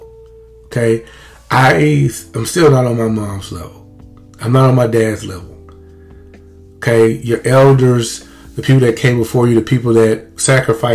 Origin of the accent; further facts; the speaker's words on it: Lumberton, Mississippi, United States; we had a great life as kids growing up in Lumberton, Mississippi.